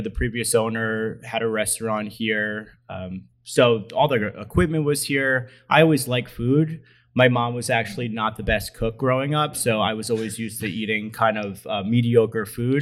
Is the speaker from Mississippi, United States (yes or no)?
no; Allentown, Pennsylvania, United States; I'm from this area, born and raised in Allentown